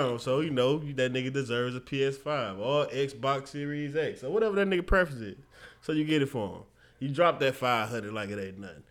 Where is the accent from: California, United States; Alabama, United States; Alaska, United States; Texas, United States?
Alabama, United States; Mobile; my hometown, Mobile